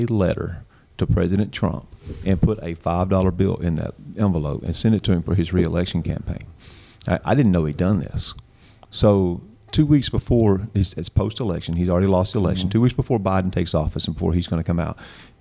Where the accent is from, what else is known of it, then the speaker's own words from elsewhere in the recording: Magnolia, Arkansas, United States; moved away as an adult; now in Texarkana, United States; I'm from Magnolia, Arkansas, originally. Born and raised over there.